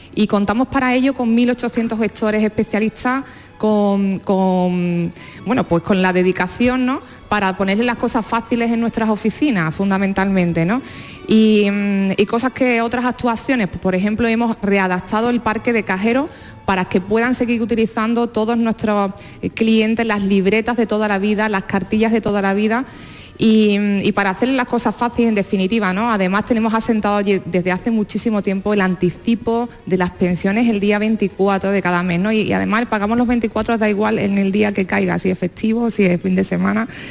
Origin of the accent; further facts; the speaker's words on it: Seville, Andalusia, Spain; yo soy de Sevilla